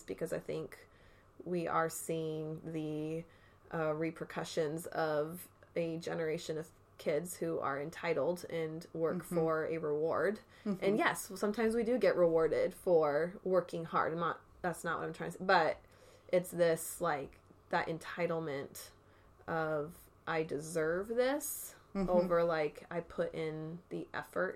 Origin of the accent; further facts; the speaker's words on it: Arizona, United States; moved away; back to my hometown in Arizona